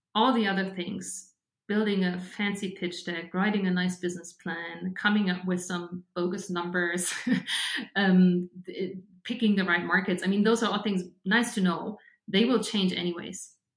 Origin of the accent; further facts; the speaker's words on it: Regensburg, Bavaria, Germany; now in Munich, Germany; I grew up in Bavaria, um, so in the southern part of Germany, and about like an hour away from from Munich in a town called Regensburg